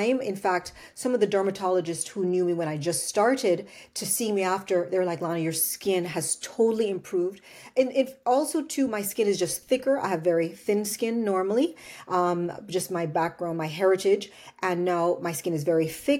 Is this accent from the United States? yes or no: no; Jamaica; moved away; growing up in Jamaica